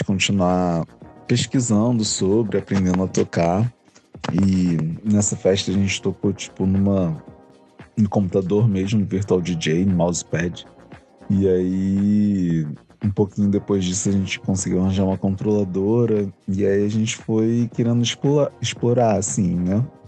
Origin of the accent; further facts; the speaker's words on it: Rio de Janeiro, Brazil; sou aqui do Rio